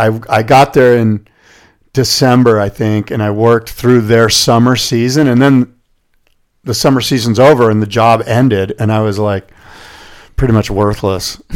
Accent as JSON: {"language": "English", "town": "Del Mar", "region": "California", "country": "United States", "tie": "born or raised there", "said": "who I said I grew up with in Del Mar"}